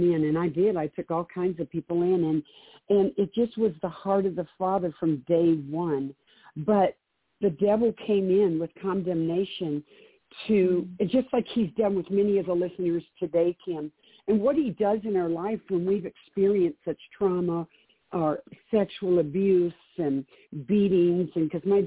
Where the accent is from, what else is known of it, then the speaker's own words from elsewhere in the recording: Detroit, Michigan, United States; now in Cheyenne, United States; I was born and raised in Detroit in a very abusive home with an alcoholic father, drug house.